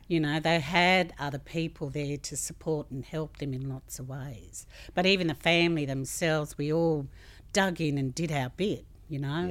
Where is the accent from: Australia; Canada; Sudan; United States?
Australia; as an Australian community